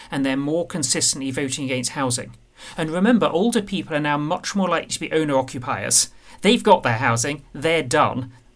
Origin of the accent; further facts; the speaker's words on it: Medway, South East England, United Kingdom; I grew up in Medway